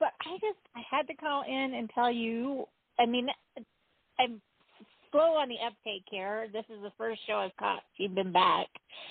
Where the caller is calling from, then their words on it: Utah, United States; from Utah.